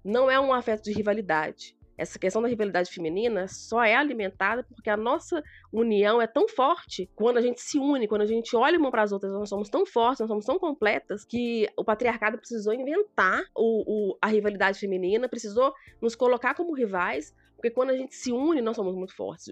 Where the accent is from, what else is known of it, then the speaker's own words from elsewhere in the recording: Belo Horizonte, Minas Gerais, Brazil; eu sou de Minas Gerais, Belo Horizonte